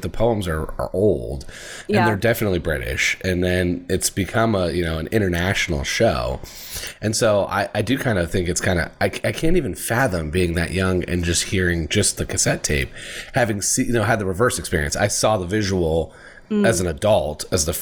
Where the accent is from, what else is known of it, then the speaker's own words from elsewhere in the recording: Indiana, United States; I'm from Indiana